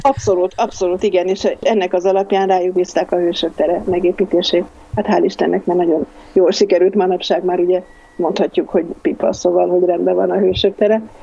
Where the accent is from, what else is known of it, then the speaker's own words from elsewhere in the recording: Hungary; mondom Magyarországról